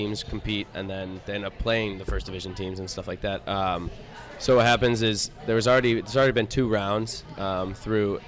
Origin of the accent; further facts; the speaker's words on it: Bay Village, Ohio, United States; moved away as an adult; also born or lived in Indianapolis, Indiana; I'm originally from Bay Village, Ohio, which is a suburb outside of Cleveland.